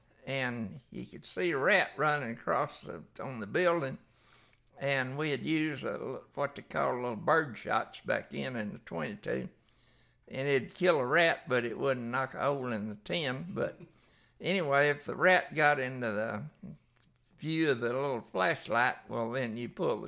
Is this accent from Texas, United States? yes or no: yes; Fort Worth, Texas, United States; also born or lived in Haslet; Okay, I was born down in Fort Worth. We lived out at Hashlett, out north of Fort Worth. and that was in 1939.